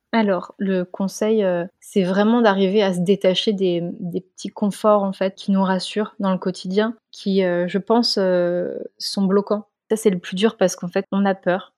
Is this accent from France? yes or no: yes; Strasbourg, Grand Est, France; moved away; je suis originaire de Strasbourg